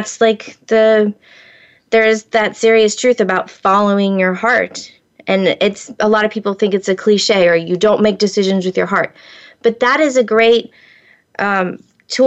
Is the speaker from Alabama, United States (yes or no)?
no; Florida, United States; I grew up in Florida